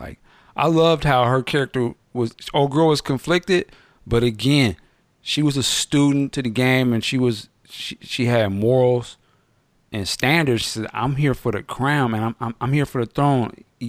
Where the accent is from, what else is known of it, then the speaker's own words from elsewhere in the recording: United States; I'm the one being subconscious because I was raised here in America.